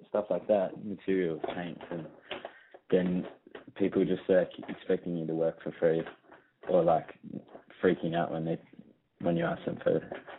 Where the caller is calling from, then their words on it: Sydney, New South Wales, Australia; calling from Sydney, Australia. And I'm 23.